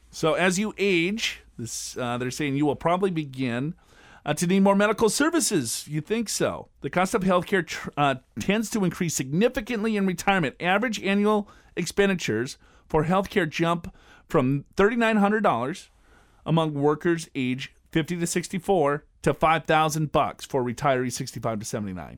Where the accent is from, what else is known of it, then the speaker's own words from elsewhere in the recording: Minnesota, United States; I'm from Minnesota.